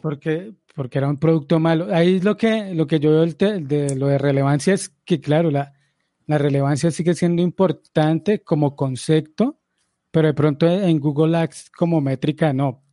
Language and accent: Spanish; Colombia; yo como colombiano